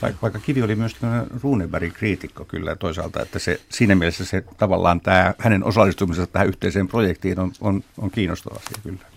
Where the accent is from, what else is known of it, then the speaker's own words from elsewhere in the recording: Lahti, Päijät-Häme, Finland; itse tulen Lahdesta